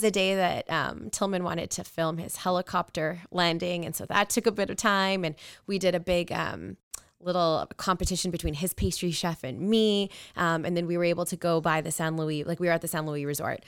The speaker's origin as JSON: {"language": "English", "town": "Edmonton", "region": "Alberta", "country": "Canada", "tie": "born or raised there", "said": "I was born and raised in Edmonton, Alberta."}